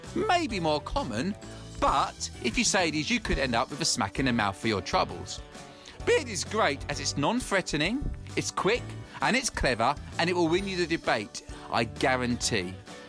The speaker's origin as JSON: {"language": "English", "region": "England", "country": "United Kingdom", "said": "I'm from England."}